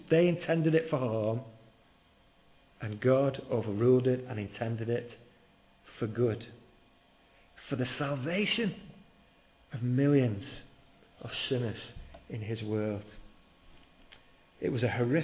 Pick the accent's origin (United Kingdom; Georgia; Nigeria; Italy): United Kingdom; We're very British